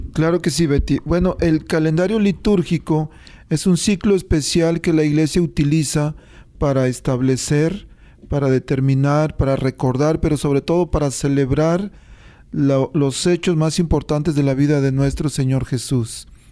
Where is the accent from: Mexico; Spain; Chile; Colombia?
Mexico; born or raised there